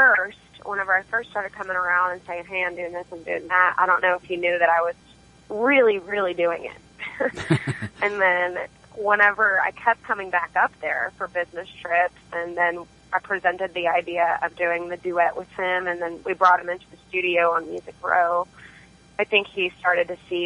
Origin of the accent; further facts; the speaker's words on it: China Spring, Texas, United States; moved away as an adult; now in Fort Worth, United States; I'm from China Spring, Texas, which is outside of Waco.